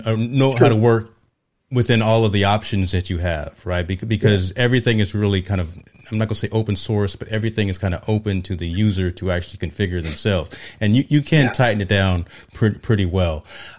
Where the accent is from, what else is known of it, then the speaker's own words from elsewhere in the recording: East Coast, United States; I told you I'm from the East Coast, man.